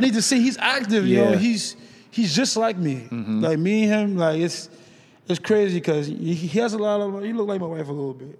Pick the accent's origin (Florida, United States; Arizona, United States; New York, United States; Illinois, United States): New York, United States; New York City; moved away as an adult; now in Los Angeles, United States; me being away from home, like I'm from New York, the Bronx.